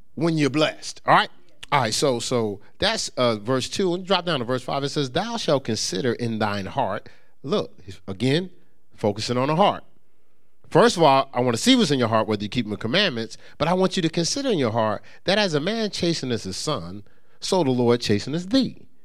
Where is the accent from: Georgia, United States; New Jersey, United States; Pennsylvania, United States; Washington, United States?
New Jersey, United States; Newark; moved away; also born or lived in upstate New York; I grew up in Newark, New Jersey